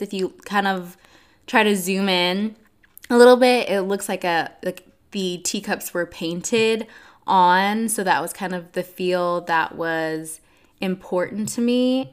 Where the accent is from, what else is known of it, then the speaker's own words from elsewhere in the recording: Atlanta, Georgia, United States; also born or lived in Nashville, Tennessee; I'm from Atlanta, Georgia